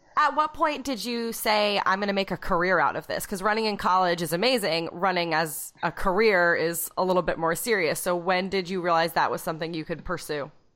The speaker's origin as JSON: {"language": "English", "region": "New Hampshire", "country": "United States", "tie": "born or raised there", "said": "I was from like a teeny tiny school in New Hampshire"}